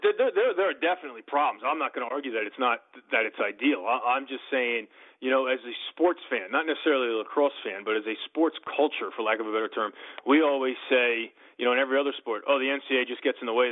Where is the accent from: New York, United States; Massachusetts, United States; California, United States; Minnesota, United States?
New York, United States; I'm a New Yorker